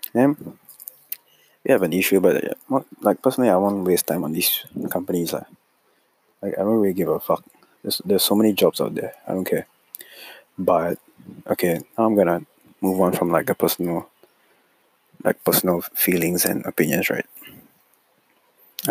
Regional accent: Singapore; I'm Singaporean, though.

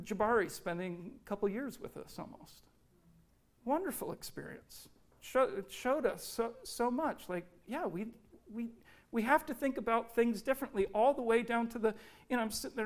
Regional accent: Richmond, Virginia, United States; moved away; I spent about 7-8 years growing up in Richmond, Virginia

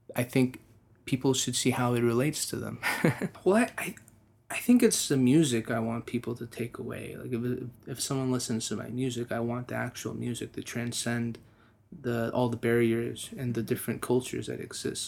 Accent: Texas, United States; me being a Texan, being an American, but being really Persian

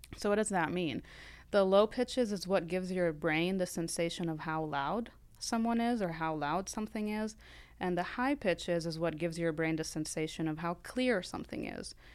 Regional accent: Lebanon; moved away as an adult; now in United States; I'm from Lebanon originally

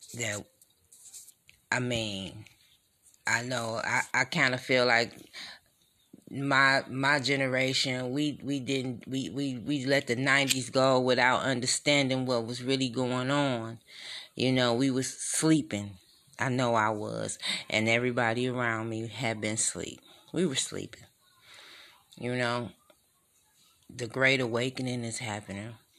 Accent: Detroit, Michigan, United States; I'm from Detroit

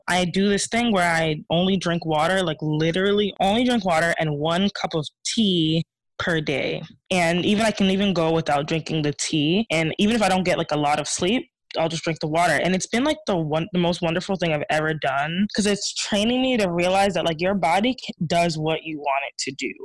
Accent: Ghana; I'm Ghanaian

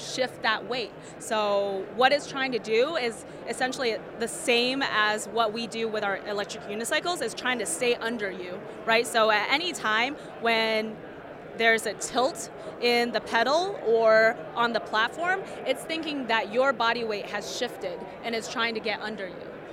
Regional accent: San Diego, California, United States; I grew up in San Diego, and I've been surrounded by surfers and skateboarders my entire life

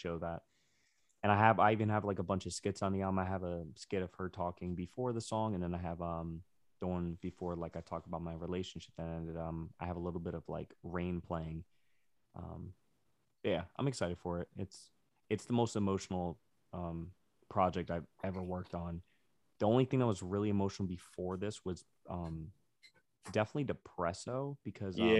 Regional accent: New Jersey, United States; also born or lived in Ohio; I'm from Jersey. I just moved to Ohio in the middle of my life, and then I came back here

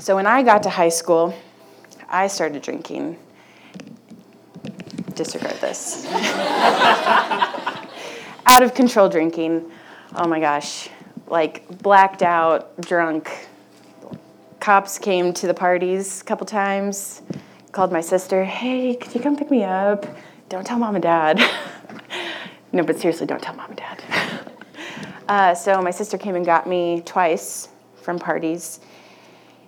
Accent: Wichita, Kansas, United States; I grew up in Wichita, and I went to a Catholic school my whole life

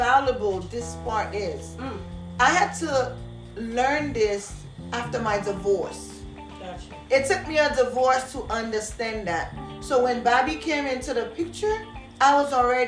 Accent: Haiti; moved away; I was born and raised in Haiti

